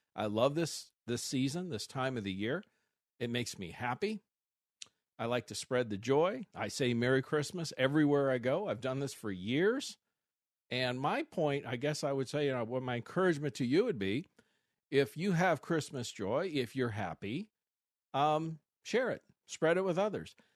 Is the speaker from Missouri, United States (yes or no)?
yes; Missouri, United States; now in Arizona, United States; I grew up in Missouri